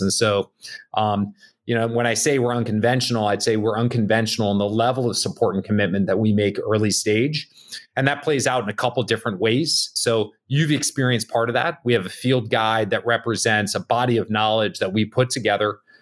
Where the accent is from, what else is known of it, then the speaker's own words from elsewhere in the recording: Bergen County, New Jersey, United States; moved away; I grew up in Jersey, um, uh, little town outside New York City, Bergen County.